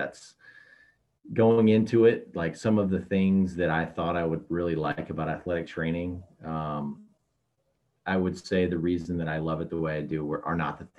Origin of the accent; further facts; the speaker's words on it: Nashville, Tennessee, United States; moved away as an adult; also born or lived in Oxford, Ohio; I grew up in Nashville, Tennessee, but I'm Midwesterner. My whole family's from Detroit